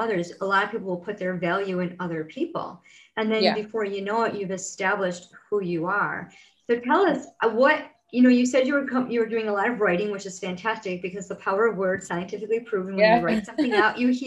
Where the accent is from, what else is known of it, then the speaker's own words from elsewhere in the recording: Rochester, New York, United States; in my hometown, I live in upstate New York, in Rochester, New York, and I live in a town called Grace